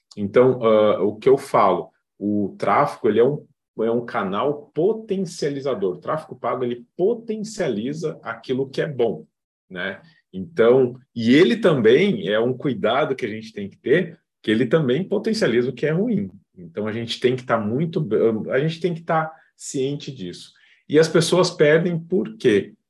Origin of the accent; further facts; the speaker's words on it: Rio Grande do Sul, Brazil; moved away as an adult; now in Florianópolis, Brazil; Moro hoje em Florianópolis, sou gaúcho